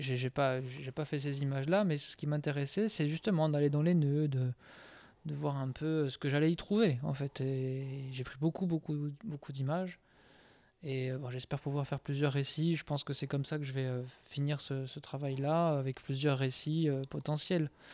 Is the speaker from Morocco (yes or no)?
no; Corsica, France; en tant que Corse